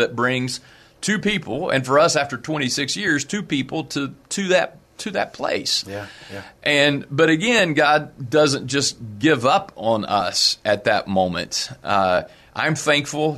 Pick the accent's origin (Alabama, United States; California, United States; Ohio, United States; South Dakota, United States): Ohio, United States; South Point; moved away as an adult; also born or lived in West Virginia / Beaver Falls, Pennsylvania; I grew up in in Southern Ohio on a little farm.